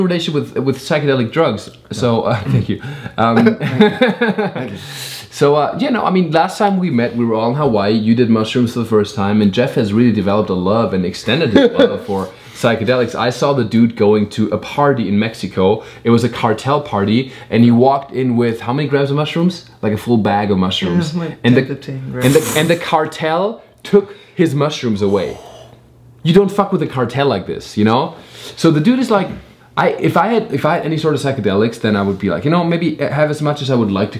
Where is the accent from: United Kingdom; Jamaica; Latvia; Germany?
Germany; now in United States; I grew up in Germany